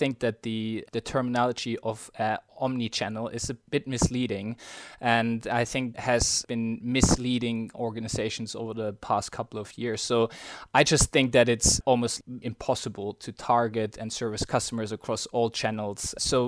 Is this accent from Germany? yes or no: yes; Germany; moved away as an adult; now in London, United Kingdom; Born and raised in Germany, spent the first sort of 27 years of my life there. And then after finishing uni my first job, I decided to move to London about 5 years ago